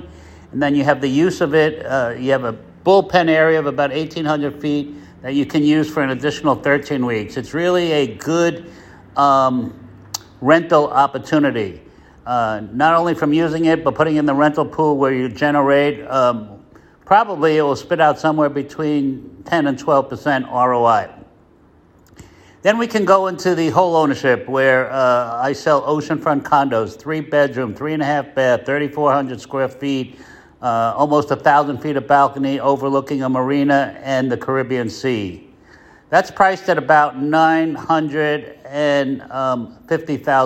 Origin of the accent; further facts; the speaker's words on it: New York, United States; moved away as an adult; now in Placencia, Belize; I'm from New York originally